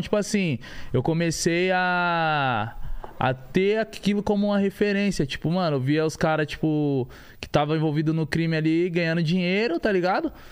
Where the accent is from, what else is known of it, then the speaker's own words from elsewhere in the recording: São Paulo, Brazil; nascido e criado da Vila Brasilândia, né, mano? Eu vim da comunidade.